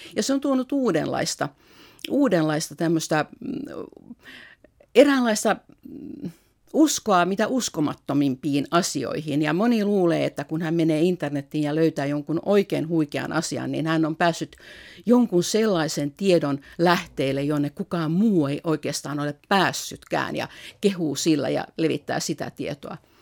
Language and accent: Finnish; Finland; moved away as an adult; also born or lived in Russia; olen Suomesta